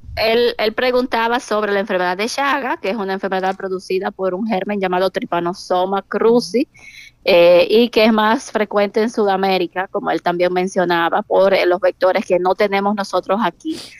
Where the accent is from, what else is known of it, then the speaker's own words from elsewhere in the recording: San Francisco de Macorís, Duarte, Dominican Republic; now in Santiago, Dominican Republic; realmente soy de San Francisco de Macorís